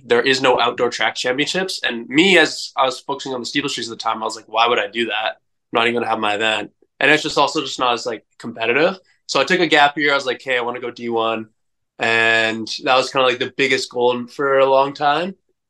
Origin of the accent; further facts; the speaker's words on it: Edmonton, Alberta, Canada; I grew up in Edmonton, Canada, the furthest northern city of a million people.